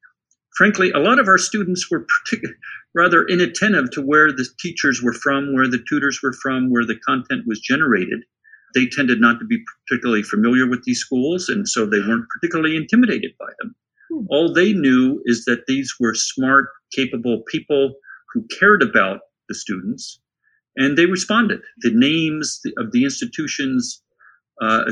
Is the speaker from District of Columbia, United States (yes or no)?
yes; Washington, District of Columbia, United States; I grew up in the Washington, D.C. area.